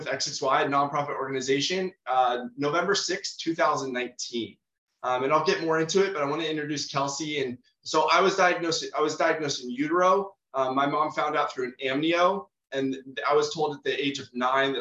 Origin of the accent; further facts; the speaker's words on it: San Diego, California, United States; I'm born and raised in San Diego, California